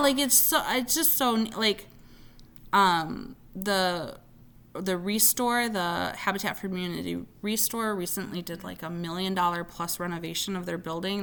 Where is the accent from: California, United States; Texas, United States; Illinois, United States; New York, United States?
Illinois, United States; Zion; now in Bloomington, United States; My hometown of Zion, Illinois